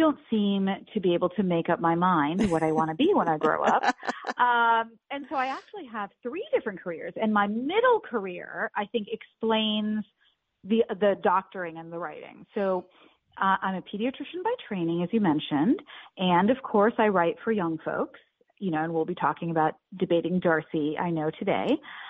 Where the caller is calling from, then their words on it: New York, United States; And in answer to your question, I'm actually calling from New York